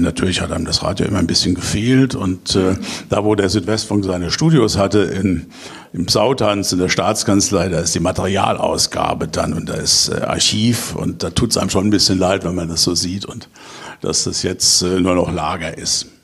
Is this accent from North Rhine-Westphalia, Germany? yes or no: no; Kaiserslautern, Rhineland-Palatinate, Germany; Ich bin nämlich gebürtiger Kaiserslauterer